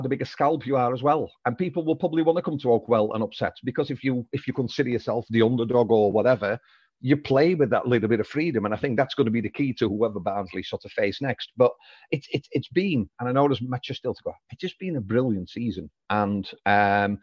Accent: Netherlands; moved away; I'm Dutch

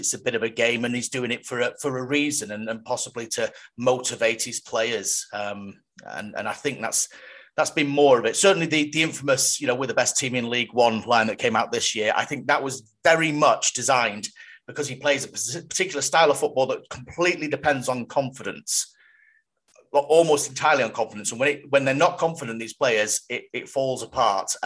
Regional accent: Cheltenham, South West England, United Kingdom; my hometown club Cheltenham

